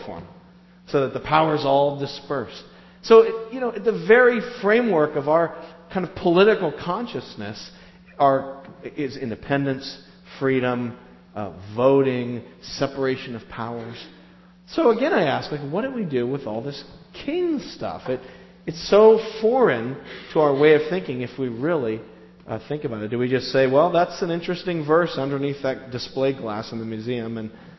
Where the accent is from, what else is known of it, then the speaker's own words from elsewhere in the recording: United States; We're Americans